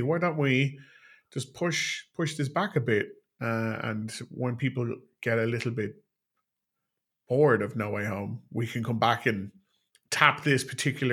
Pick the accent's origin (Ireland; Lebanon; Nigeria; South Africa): Ireland; an Irishman in Ireland